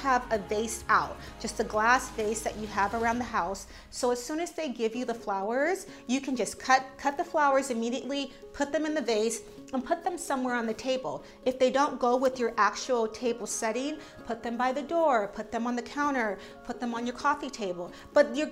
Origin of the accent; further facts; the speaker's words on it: San Diego, California, United States; now in New York, United States; I come from San Diego